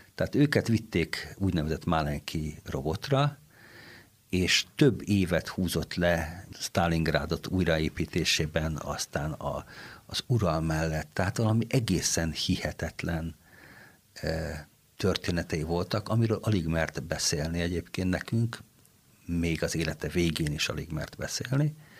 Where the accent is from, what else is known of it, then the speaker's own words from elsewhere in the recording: Kaposvár, Somogy, Hungary; now in Székesfehérvár, Hungary; jártam, ahol egy nagyon jó kórus volt, Kaposváron, ahonnan származom